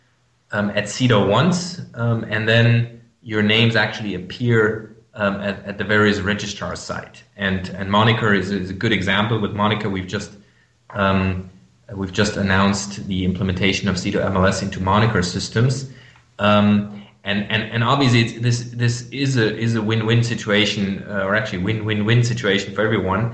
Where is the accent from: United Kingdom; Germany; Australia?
Germany; English is a second language; I'm from Germany. You might hear that from my accent.